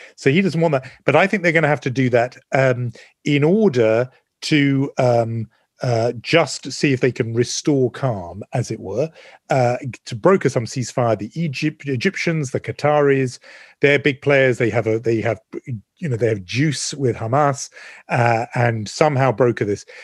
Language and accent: English; United Kingdom; also born or lived in London; me being very British